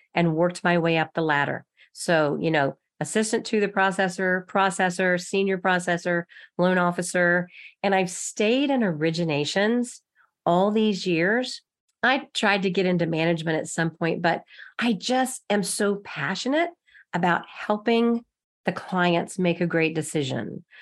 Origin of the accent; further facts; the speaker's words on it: Texas, United States; moved away as an adult; now in Kansas City, United States; I'm from Texas